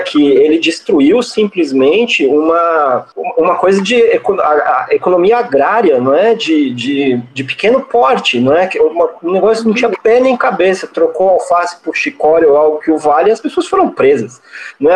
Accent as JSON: {"language": "Portuguese", "region": "São Paulo", "country": "Brazil", "tie": "born or raised there", "said": "eu sou paulistano há muito tempo, inclusive eu sou paulistano desde o dia que eu nasci"}